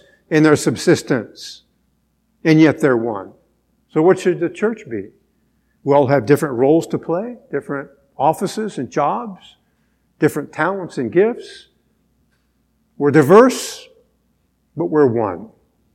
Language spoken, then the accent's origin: English; United States; as American Christians